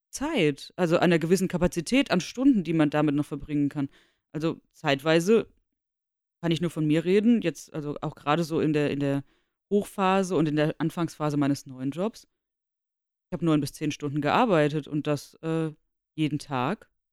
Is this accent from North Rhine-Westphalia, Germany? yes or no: no; Darmstadt, Hesse, Germany; ich komme aus Darmstadt.